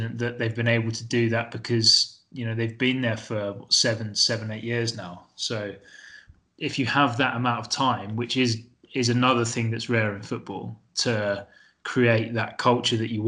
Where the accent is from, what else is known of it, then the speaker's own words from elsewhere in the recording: Lewes, South East England, United Kingdom; Lewis was my hometown club. That's where I grew up